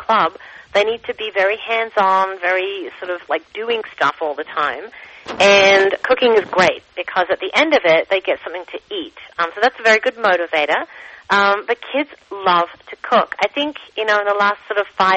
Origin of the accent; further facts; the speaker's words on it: Adelaide, South Australia, Australia; moved away as an adult; also born or lived in Paris, France / southwest France; now in Toronto, Canada; I was born and bred in Adelaide and grew up there until my mid-20s